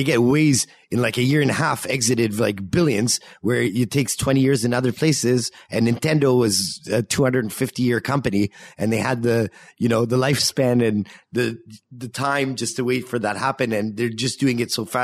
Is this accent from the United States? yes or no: no; Canada; now in Israel; I'm Canadian